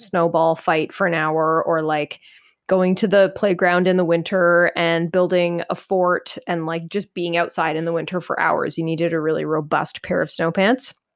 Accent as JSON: {"language": "English", "country": "Canada", "said": "as a Canadian"}